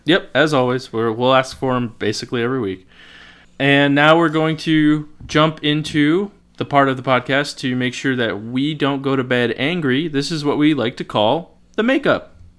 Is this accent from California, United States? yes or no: no; Lisbon, Connecticut, United States; accent: Norwich; I grew up in Lisbon.